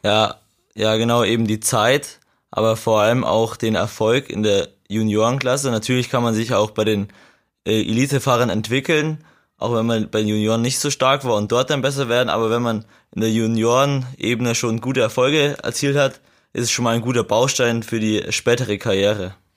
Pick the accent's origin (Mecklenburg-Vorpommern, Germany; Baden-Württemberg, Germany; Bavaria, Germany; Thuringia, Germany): Bavaria, Germany; Regensburg district; ich komme aus dem Landkreis Regensburg